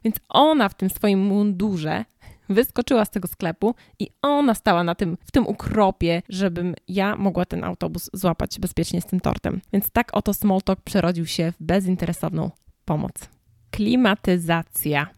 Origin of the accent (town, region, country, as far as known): Poland; moved away as an adult; now in United States